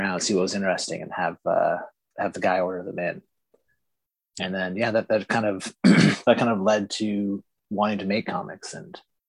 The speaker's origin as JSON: {"language": "English", "country": "Canada", "said": "Obviously, it's like not just because I'm Canadian"}